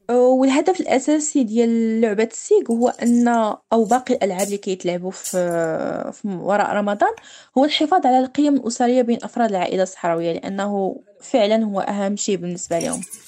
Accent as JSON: {"language": "Arabic", "town": "Dakhla", "region": "Dakhla-Oued Ed-Dahab", "country": "Morocco", "said": "في المدينة ديالنا اللي هي مدينة الداخلة"}